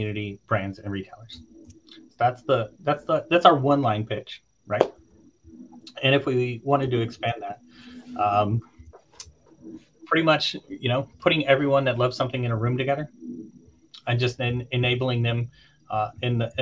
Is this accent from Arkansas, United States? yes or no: yes; Little Rock, Arkansas, United States; moved away as an adult; also born or lived in Turkey; I grew up in Little Rock, Arkansas, in the middle of nowhere.